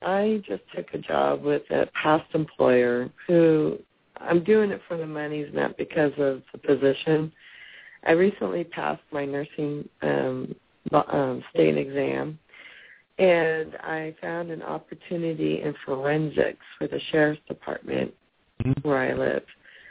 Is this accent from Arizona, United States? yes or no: no; Marina, California, United States; And I'm from Marina, California.